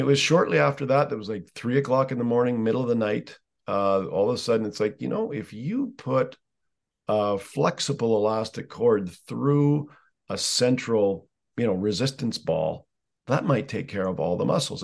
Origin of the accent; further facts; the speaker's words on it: Canada; I'm Canadian